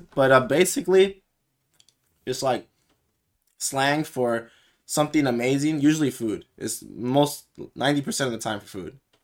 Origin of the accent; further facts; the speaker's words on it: United States; we American folks